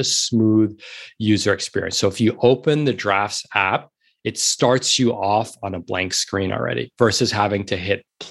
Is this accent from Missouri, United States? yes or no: no; New York City, New York, United States; moved away as an adult; now in Los Angeles, United States; I'm a born and bred New Yorker. I grew up in New York City. I was born in the East Village